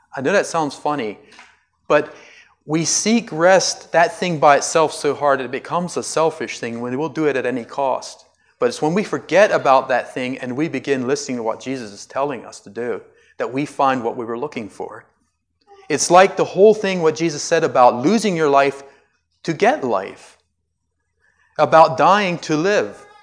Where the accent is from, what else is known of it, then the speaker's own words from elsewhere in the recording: United States; I'm an American